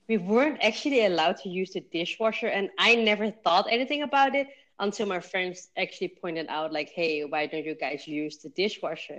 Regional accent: Zoetermeer, South Holland, Netherlands; also born or lived in The Hague; we moved from The Hague to a little bit of a smaller city next to it called Zoetermeer, and they still live there.

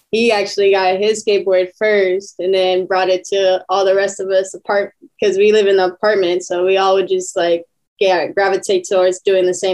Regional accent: Riverside, California, United States; I was born in Riverside

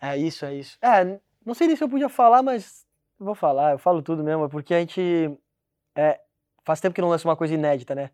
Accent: Rio Grande do Sul, Brazil; now in Portugal; onde eu nasci lá no Rio Grande do Sul

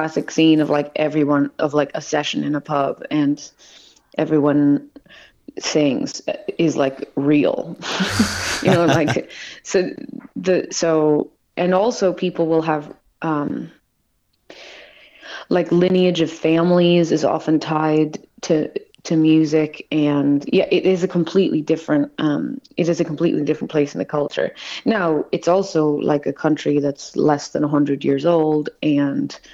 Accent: United States; moved away as an adult; now in Dublin, Ireland; And it's a very interesting time as an American to be living abroad.

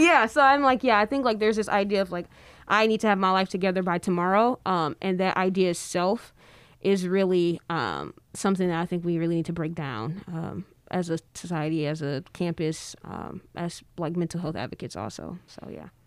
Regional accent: Detroit, Michigan, United States; I'm from Detroit

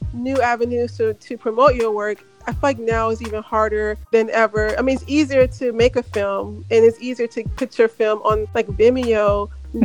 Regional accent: Memphis, Tennessee, United States; moved away; I'm from Memphis, and I remember when I was in high school, I never went. I mean, I go back home to visit my parents

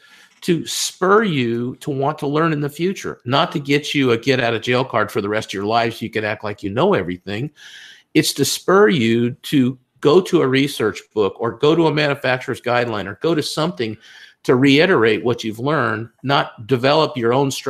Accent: California, United States; also born or lived in Texas; Oh, but yeah, I'm from California, so I'm confused. But I have lived in Texas most of my life.

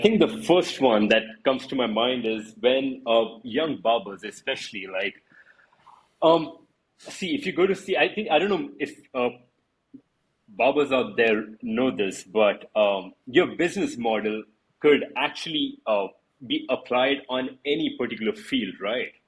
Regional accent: India; I'm from India.

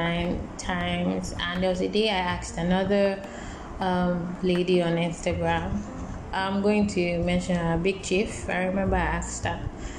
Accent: Lagos, Nigeria; moved away as an adult; also born or lived in Accra, Ghana; I moved to Accra for for school in 2013 from Lagos

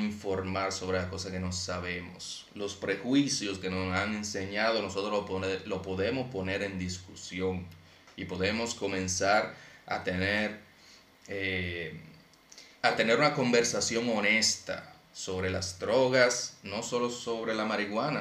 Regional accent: Santo Domingo Este, Distrito Nacional, Dominican Republic; yo crecí en Alma Rosa primera

